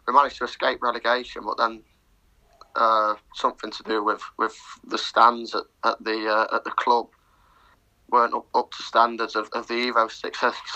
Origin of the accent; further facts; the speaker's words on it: Mansfield, East Midlands, United Kingdom; I'm from Mansfield